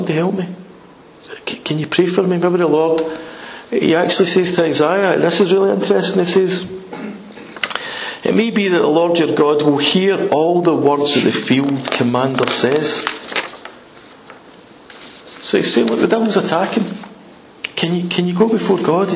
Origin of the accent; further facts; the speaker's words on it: United Kingdom; We're British